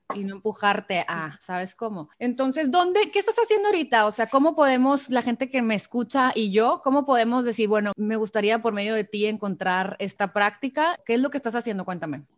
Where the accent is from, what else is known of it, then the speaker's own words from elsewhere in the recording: Mexico; soy mexicana